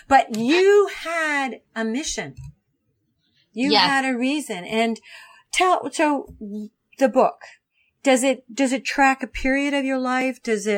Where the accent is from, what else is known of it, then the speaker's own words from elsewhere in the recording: Ohio, United States; I grew up in Ohio. I grew up in a small town in Ohio.